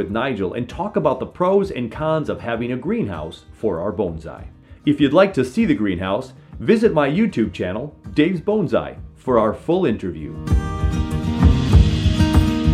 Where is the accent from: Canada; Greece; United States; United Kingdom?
United States; Minnesota; my home state of Minnesota